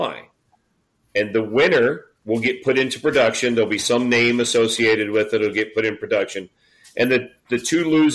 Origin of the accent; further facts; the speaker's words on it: Cincinnati, Ohio, United States; also born or lived in Boston; I grew up in Cincinnati, south of here, and I went to college in Boston back in the mid to late 80s